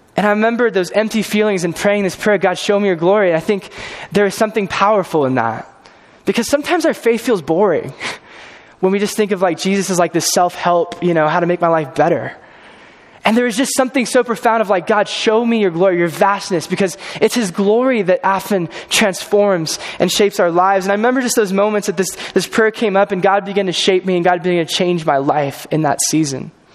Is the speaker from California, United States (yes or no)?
yes; California, United States; moved away as an adult; I'm from California. originally, grew up there